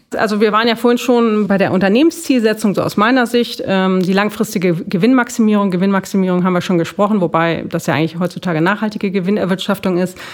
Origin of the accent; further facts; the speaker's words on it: Hamburg, Germany; ich komme aus Hamburg